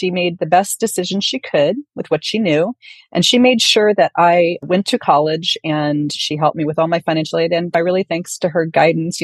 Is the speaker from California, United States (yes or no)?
yes; San Francisco, California, United States; I grew up in San Francisco